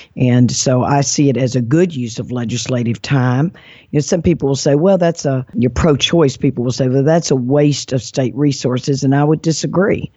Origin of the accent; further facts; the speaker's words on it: Mississippi, United States; moved away; also born or lived in Alabama; I'm from Mississippi, and I'm proud of that state